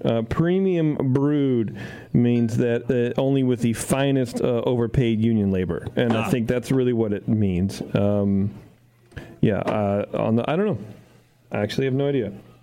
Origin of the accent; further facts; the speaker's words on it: Philadelphia, Pennsylvania, United States; I'm from Philly.